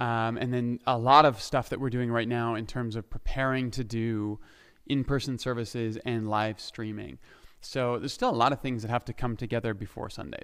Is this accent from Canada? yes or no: yes; Ontario, Canada; moved away as an adult; also born or lived in Saskatchewan; now in Alberta, Canada; I grew up in Ontario. I lived in Saskatchewan for a bit. I was back in Ontario